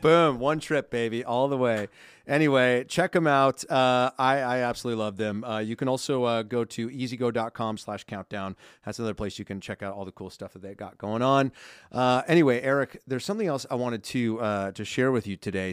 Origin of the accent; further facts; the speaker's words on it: Simi Valley, California, United States; I'm from Southern California, I live in Southern